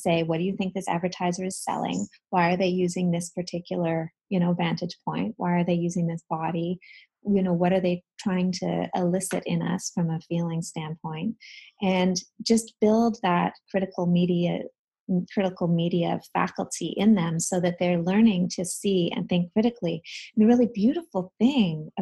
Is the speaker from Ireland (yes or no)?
no; Canada; I'm from Canada